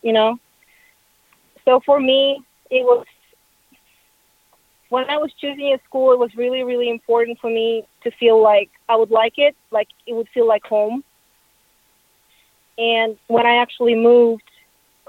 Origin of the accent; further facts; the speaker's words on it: Russia; moved away as an adult; also born or lived in Nashville, United States; I'm originally from Russia